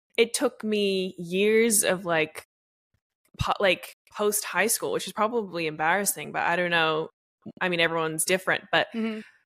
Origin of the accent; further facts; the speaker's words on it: Australia; I'm from Australia